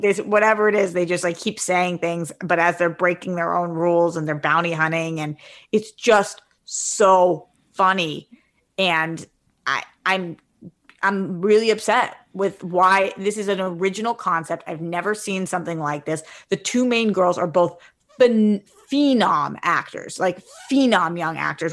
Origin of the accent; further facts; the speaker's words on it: East Coast, United States; now in West Coast, United States; I came from the East Coast. I live on the West Coast.